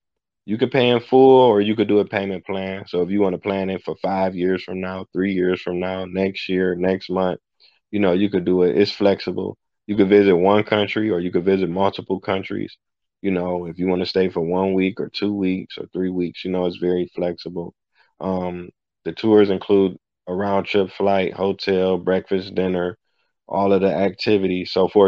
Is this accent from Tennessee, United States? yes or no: no; Cleveland, Ohio, United States; also born or lived in Johannesburg, South Africa; I'm from Cleveland, Ohio.